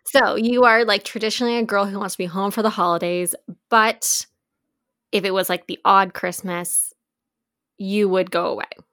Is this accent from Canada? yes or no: yes; Canada; we're from Canada